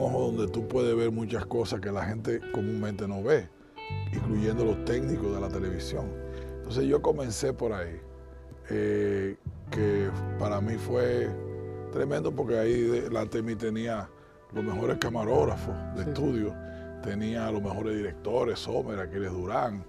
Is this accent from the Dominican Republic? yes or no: yes; Dominican Republic; moved away; no me fui de República Dominicana, yo diría, siempre estuve aquí presente